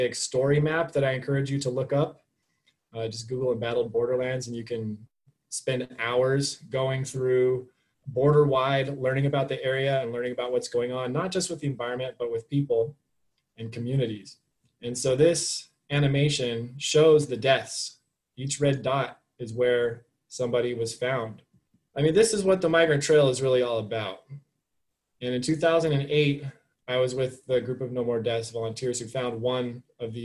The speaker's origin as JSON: {"language": "English", "town": "Flagstaff", "region": "Arizona", "country": "United States", "tie": "born or raised there", "lives_now": "Tucson, United States", "said": "I'm from Arizona, but I'm from Northern Arizona."}